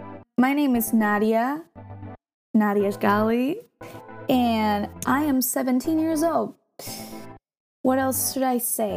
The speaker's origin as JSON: {"language": "English", "area": "near Milan", "region": "Lombardy", "country": "Italy", "tie": "born or raised there", "also_born_or_lived": "Central Italy", "moved": "yes", "said": "I was born in Middle Italy, but I grew up in a town that is like not close to Milan, but let's say in the surroundings, kind of. So like around 30 kilometers away from it"}